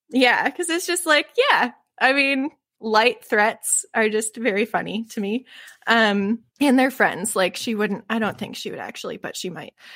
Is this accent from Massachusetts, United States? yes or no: no; Michigan, United States; I'm from Michi-, Michigan